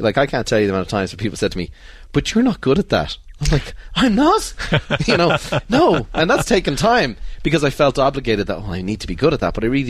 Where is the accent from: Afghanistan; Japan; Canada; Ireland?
Ireland; You know, growing up in Ireland, you get on with it. You don't bring that up. You go for a few pints.